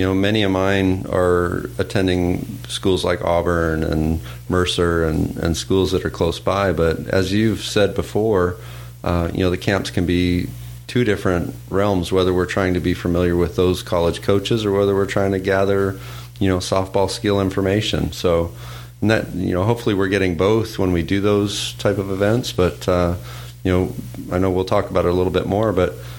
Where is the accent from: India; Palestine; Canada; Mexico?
Canada; moved away; I grew up in Canada